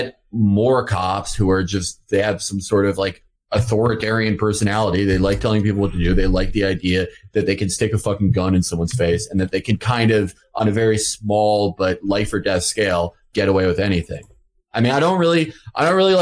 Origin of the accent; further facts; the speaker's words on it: Chicago, Illinois, United States; I'm from Chicago